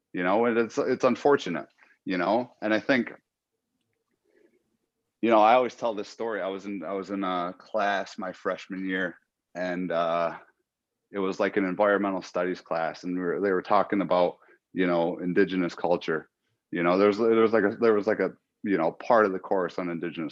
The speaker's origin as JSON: {"language": "English", "area": "Allegheny territory, Seneca Nation", "region": "New York", "country": "United States", "said": "I'm from the Allegheny territory, Seneca Nation."}